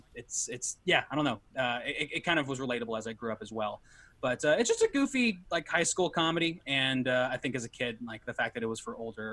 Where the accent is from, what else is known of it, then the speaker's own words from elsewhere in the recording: Orange County, California, United States; I am from Orange County.